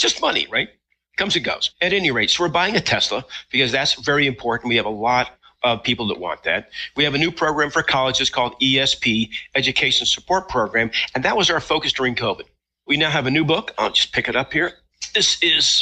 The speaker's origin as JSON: {"language": "English", "region": "Utah", "country": "United States", "tie": "born or raised there", "said": "I grew up in Utah, so I've been around Indian reservations a lot"}